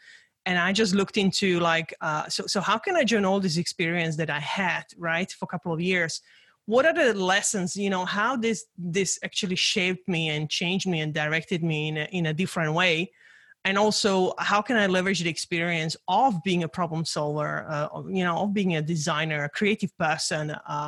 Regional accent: Czechia; English is a second language; I grew up in Czechoslovakia during the communism.

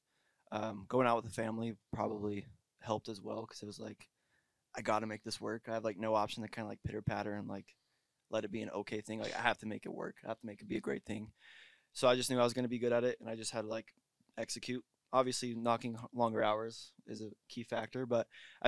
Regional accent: California, United States; from California

